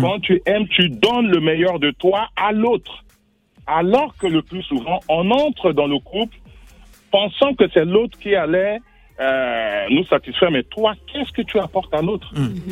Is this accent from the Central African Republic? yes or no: yes; northern Central African Republic, Central African Republic; Je viens du nord, peut-être de Centrafrique